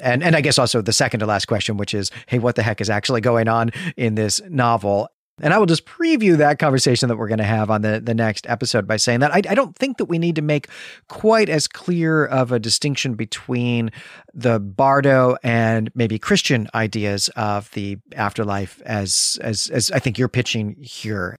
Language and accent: English; Midwest, United States; a Midwesterner